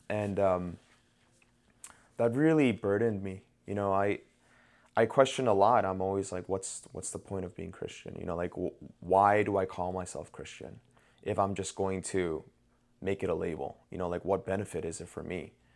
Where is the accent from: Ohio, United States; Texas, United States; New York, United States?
New York, United States; I'm from New York